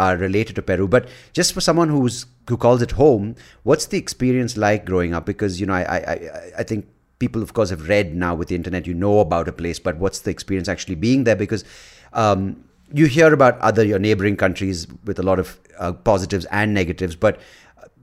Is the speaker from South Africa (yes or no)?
no; India; me being from India